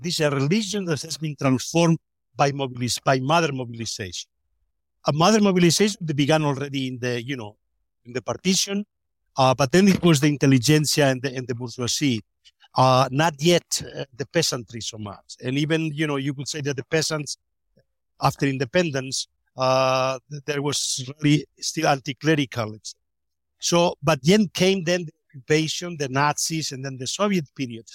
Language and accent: English; Spain; moved away as an adult; also born or lived in Innsbruck; I grew up in Francos, Spain